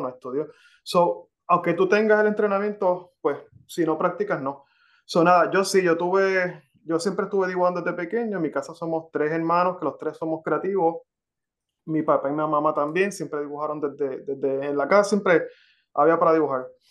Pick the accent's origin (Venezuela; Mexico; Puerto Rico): Puerto Rico; Carolina; moved away as an adult; now in Florida, United States; yo soy de Carolina, Puerto Rico. Ok. Y a, mis, y a mis 41 años me mudé a, Florida